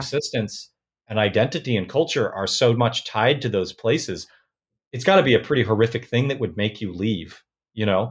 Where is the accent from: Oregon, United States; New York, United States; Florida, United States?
Oregon, United States; Portland; I was born in Portland, Oregon